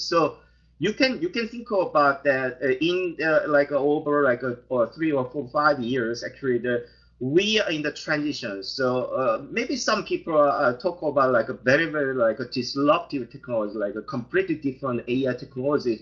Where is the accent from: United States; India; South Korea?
South Korea; moved away; I, I am originally from South Korea